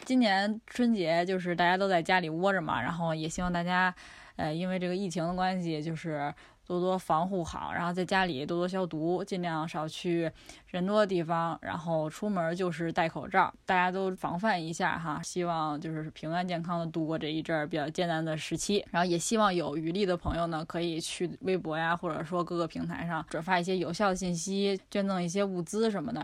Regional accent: Beijing, China; 在我爷爷奶奶家过，就是在北京这边儿的村儿里，就是平房。爷爷这边儿和姥姥这边儿都是在一个地儿，一个村儿

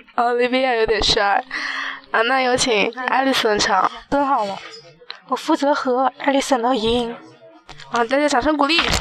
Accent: Yingtan, Jiangxi, China; 我们江西英台

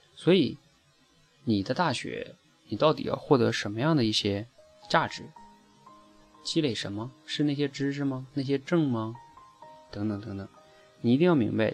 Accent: China; 我们中国人

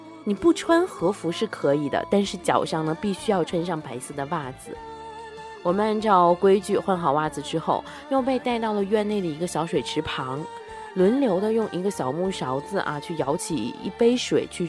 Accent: China; 茶道老师看出来我是中国人

